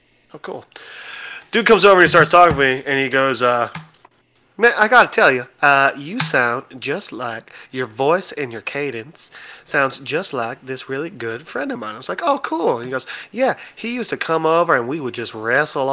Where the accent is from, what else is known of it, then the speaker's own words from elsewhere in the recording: Illinois, United States; I'm from Illinois